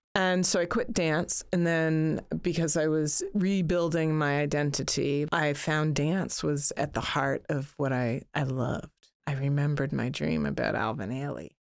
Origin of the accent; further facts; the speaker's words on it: Toronto, Ontario, Canada; when I was growing up in Toronto, and I grew up in a predominantly white neighborhood